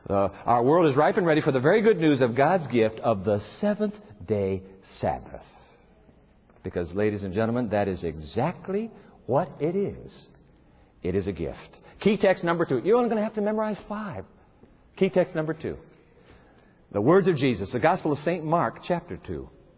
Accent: Japan; You know, I learned this actually from my dad. Growing up in Japan, every time Dad would go on a trip, he would promise us that when he got back, he would bring us an omiyage.

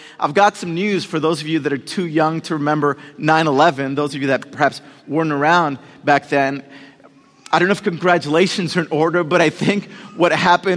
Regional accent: Puerto Rico; moved away; I was born in Puerto Rico

